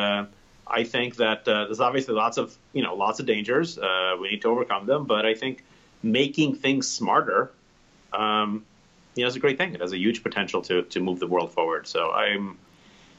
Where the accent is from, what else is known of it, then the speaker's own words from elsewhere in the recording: New York City, New York, United States; I grew up in the Bronx and in Parkchester, kind of central Bronx in the mid 80s